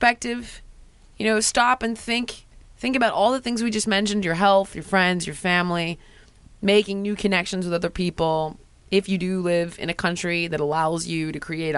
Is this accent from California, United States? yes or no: yes; Los Angeles, California, United States; you're from here, and so am